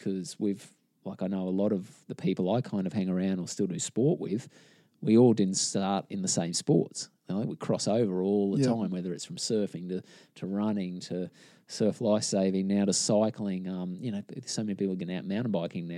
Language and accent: English; Australia; as an Aussie